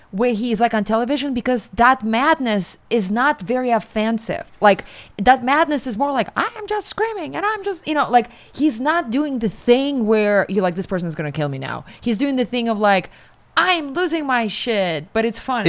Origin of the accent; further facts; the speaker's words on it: Siberia, Russia; moved away as an adult; now in New York, United States; I'm from Siberia